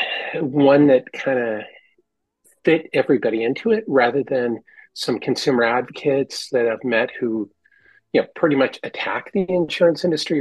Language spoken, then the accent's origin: English; San Francisco Bay Area, California, United States; I'm from the San Francisco Bay Area, and that's where I grew up.